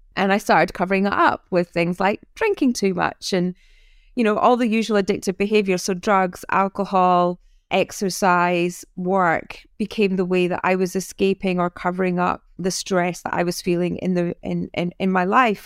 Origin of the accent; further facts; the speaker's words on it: North East of Scotland, United Kingdom; now in Sussex, United Kingdom; I'm Scottish